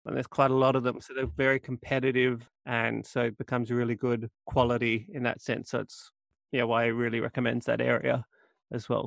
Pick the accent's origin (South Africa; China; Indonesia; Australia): Australia; coming from Australia